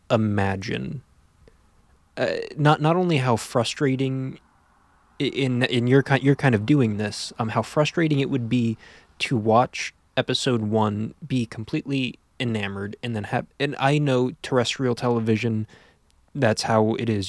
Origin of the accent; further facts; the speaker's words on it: Pennsylvania, United States; being from Pennsylvania